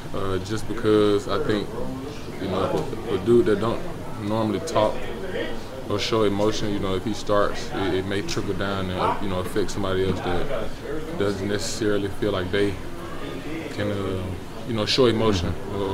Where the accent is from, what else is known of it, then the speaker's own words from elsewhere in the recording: Greensboro, Alabama, United States; the little kid growing up in Greensboro.